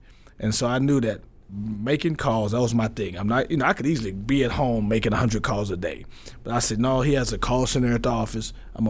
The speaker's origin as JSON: {"language": "English", "town": "Tyler", "region": "Texas", "country": "United States", "tie": "born or raised there", "said": "I'm from East Texas, Tyler, Texas, and John Tyler High School."}